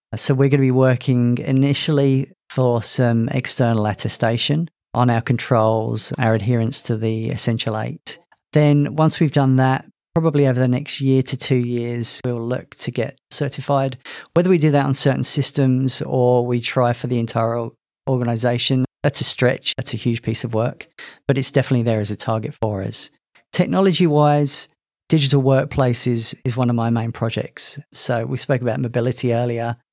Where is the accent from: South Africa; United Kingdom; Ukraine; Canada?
United Kingdom; London; moved away as an adult; also born or lived in Loughborough, England; now in Queensland, Australia; As you could probably guess from my accent, I'm not from Australia. Originally from London, emigrated here in 2013.